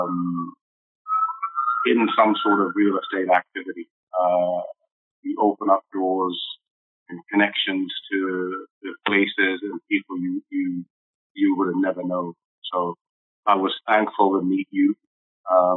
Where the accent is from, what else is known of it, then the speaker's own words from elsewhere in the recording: London, United Kingdom; moved away; also born or lived in Nairobi, Kenya / Aldergrove; Grew up in East London, went to high school there